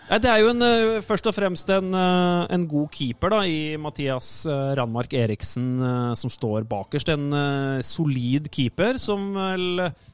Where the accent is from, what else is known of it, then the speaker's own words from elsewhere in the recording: Moss, Østfold, Norway; moved away; Sprint Jeløy der jeg kommer fra i, i Moss